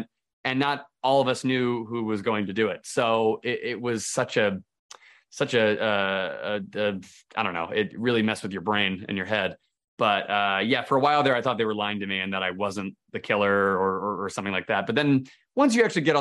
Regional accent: United States; I'm American

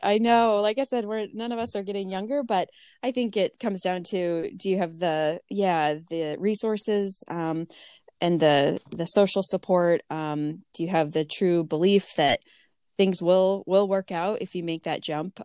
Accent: Boone, Iowa, United States; moved away as an adult; also born or lived in Michigan / Urbandale, Iowa; back in my hometown where I grew up

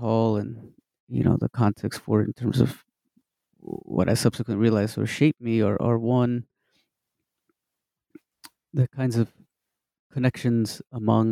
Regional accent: Midland, Texas, United States; I'm originally from Texas, from West Texas, little town called Midland

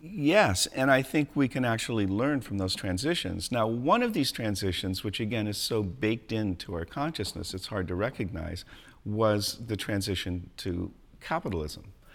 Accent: San Diego, California, United States; moved away as an adult; also born or lived in Colorado; I grew up in beaches in San Diego, California, and we always had animals and all

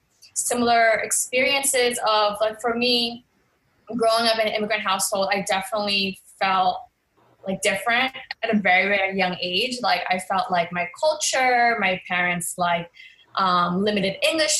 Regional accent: Boston, Massachusetts, United States; moved away as an adult; also born or lived in Los Angeles, California / New York City; I was born and raised in Boston, Mass

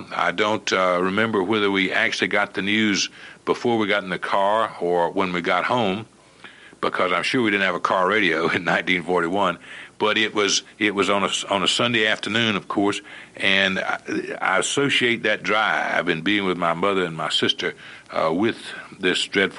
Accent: Hamlet, North Carolina, United States; Hamlet, North Carolina, which is my hometown

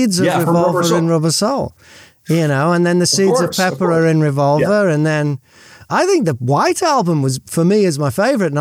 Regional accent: Liverpool, North West England, United Kingdom; moved away; also born or lived in Bournemouth / Australia; I'm from Liverpool

